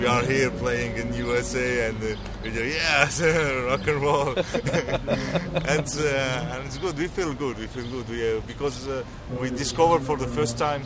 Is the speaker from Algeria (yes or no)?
yes; Oran, Oran Province, Algeria; English is a second language; moved away as an adult; now in France; Oran, my hometown in Algeria, North Africa